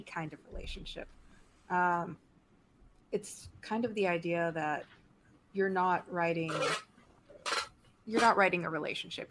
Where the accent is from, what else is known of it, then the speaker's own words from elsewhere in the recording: Mexico; I grew up in Mexico. I am from Mexico.